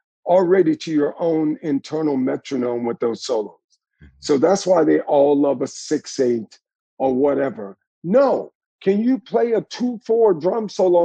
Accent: the South, United States; I grew up with in the South

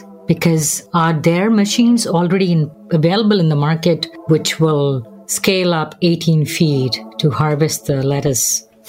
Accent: India; because I'm from India

